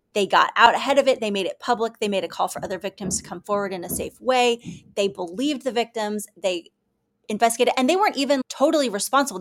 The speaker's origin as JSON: {"language": "English", "town": "Kansas City", "country": "United States", "tie": "born or raised there", "said": "I grew up in the Kansas City area"}